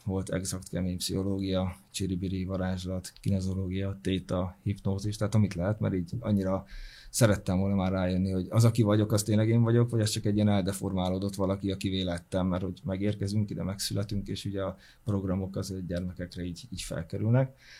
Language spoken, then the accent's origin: Hungarian; Hungary; also born or lived in Sopron / Fertőd / Veszprém; now in Budapest, Hungary; vidéki gyerek vagyok, Sopron, Fertőd, Veszprém, és így kerültem Budapestre.